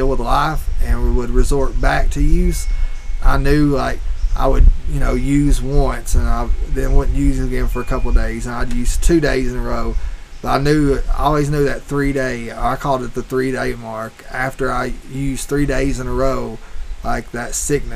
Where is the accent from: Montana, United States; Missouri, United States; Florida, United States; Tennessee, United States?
Tennessee, United States; Roane County; outside of my hometown